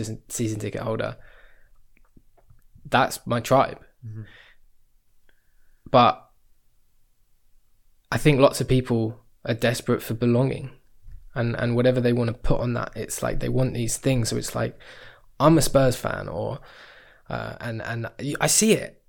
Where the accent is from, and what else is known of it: England, United Kingdom